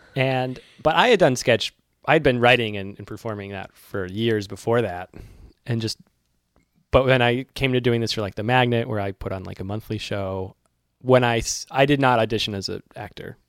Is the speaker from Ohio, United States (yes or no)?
no; Worcester, Massachusetts, United States; now in New York, United States; what hometown am I from? Worcester.